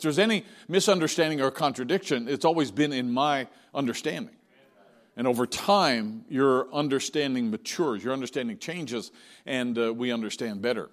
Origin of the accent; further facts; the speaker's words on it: St. John's, Newfoundland and Labrador, Canada; my hometown in St. John's